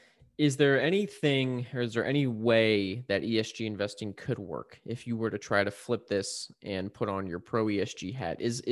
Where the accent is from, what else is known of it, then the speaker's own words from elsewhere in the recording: United States; I'm an American, of course.